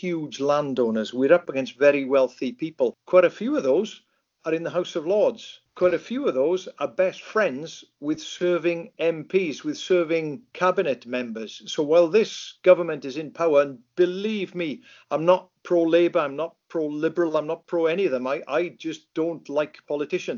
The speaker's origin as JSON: {"language": "English", "area": "Lake Vyrnwy", "region": "Mid Wales", "country": "United Kingdom", "tie": "born or raised there", "said": "when I grew up in Lake Vyrnwy in Mid Wales there"}